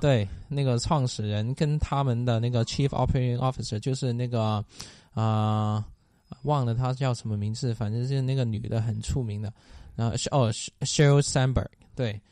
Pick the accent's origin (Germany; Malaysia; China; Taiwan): China; Guangdong; moved away; 我是广东来的吧